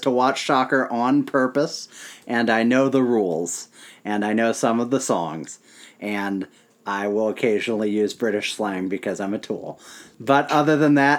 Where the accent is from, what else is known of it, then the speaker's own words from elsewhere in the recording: St. Louis, Missouri, United States; We're three people from St. Louis originally